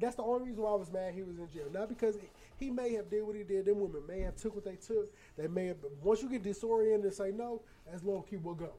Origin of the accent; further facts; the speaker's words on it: Chicago, Illinois, United States; I'm from Chicago area